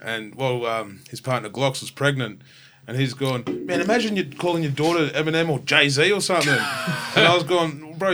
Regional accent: Tasmania, Australia; moved away as an adult; also born or lived in United States; now in Brisbane, Australia; growing up in Tassie, like, we, like, early days, we had to wait longer for movies to get to Tassie

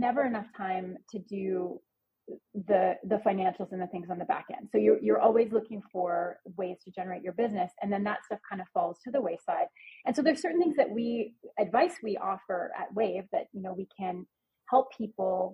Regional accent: Canada; I'm Canadian

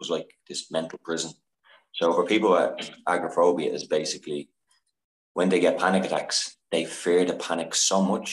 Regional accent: Dublin, Leinster, Ireland; moved away as an adult; now in Paris, France; I'm from Dublin, Ireland, and I'm currently living in Paris

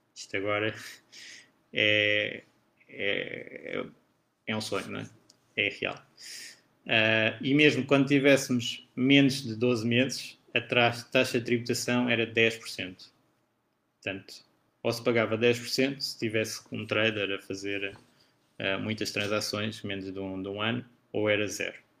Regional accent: Portugal; eu sendo português e residente em Portugal

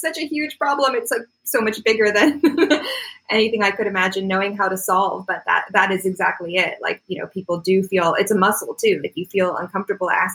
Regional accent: Florida, United States; now in Canada; I was born in Canada, but I grew up in Florida

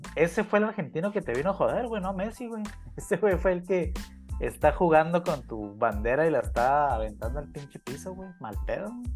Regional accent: Mexico; me sentí yo como mexicano ofendido

